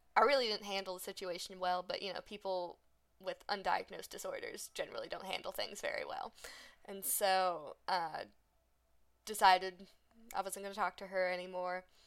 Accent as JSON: {"language": "English", "country": "United States", "said": "we're just American"}